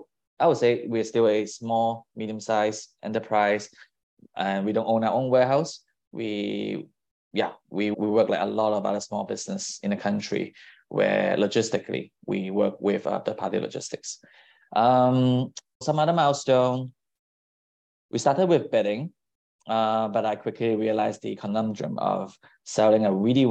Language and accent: English; Singapore; now in San Francisco, United States; I was born overseas, I grew up in Singapore.